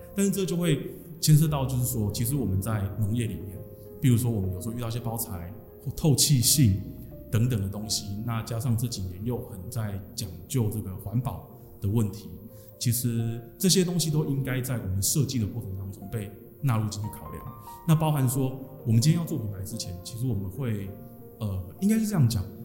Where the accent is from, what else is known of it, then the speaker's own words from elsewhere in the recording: Changhua County, Taiwan; 我来自彰化